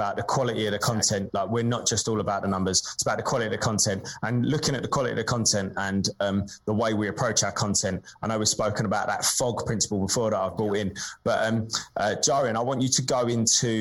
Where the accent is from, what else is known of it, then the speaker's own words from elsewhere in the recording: British estuary, England, United Kingdom; accent: Estuary English; My stupid British estuary accent